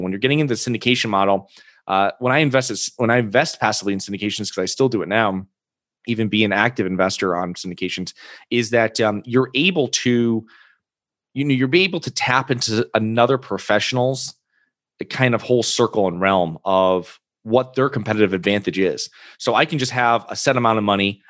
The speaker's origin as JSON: {"language": "English", "region": "Connecticut", "country": "United States", "moved": "yes", "said": "I'm originally from Connecticut"}